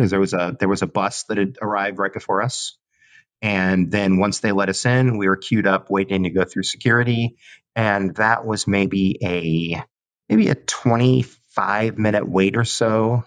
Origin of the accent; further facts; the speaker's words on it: Southern California, United States; moved away; a kid growing up in Southern California